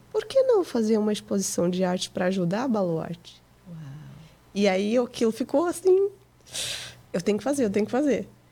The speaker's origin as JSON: {"language": "Portuguese", "country": "Portugal", "tie": "born or raised there", "also_born_or_lived": "Goiânia, Brazil", "moved": "yes", "lives_now": "United States", "said": "Eu nasci no Brasil, é. em Goiânia, mas com três meses eu fui para Portugal"}